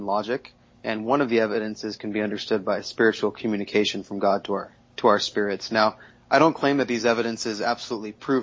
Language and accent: English; Southern California, United States; also born or lived in Mexico City; I grew up in Southern California